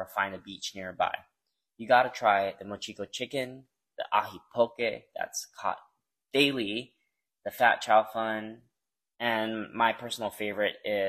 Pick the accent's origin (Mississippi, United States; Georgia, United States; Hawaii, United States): Hawaii, United States; Maui; born or raised there